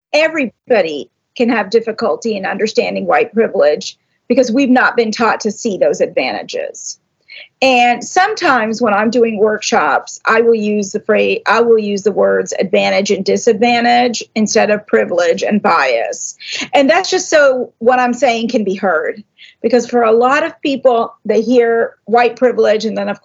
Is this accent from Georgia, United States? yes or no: yes; Atlanta, Georgia, United States; also born or lived in Ahmedabad, India; now in New Jersey, United States; a Gujarati woman, and I grew up in Atlanta, Georgia. I live in North Jersey now, right outside of New York City.